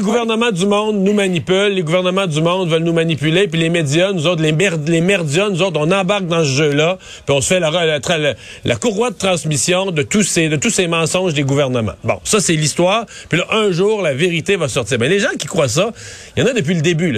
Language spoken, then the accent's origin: French; Quebec, Canada; on est québécois